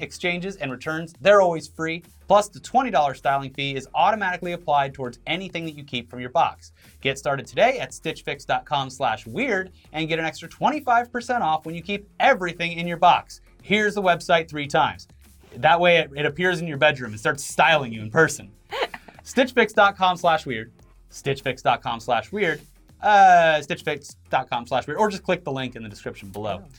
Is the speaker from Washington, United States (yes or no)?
no; Florida, United States; moved away; born and raised in Florida